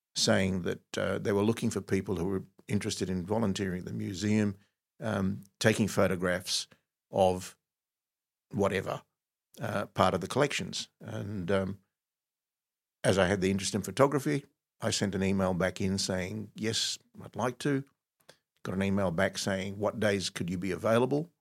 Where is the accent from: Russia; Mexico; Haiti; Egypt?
Egypt; now in Australia; I was actually born in Egypt